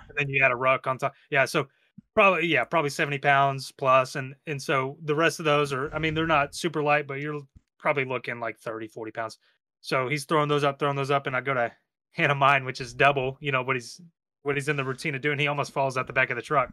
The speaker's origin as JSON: {"language": "English", "region": "Texas", "country": "United States", "moved": "yes", "lives_now": "New York, United States", "said": "I'm from Texas"}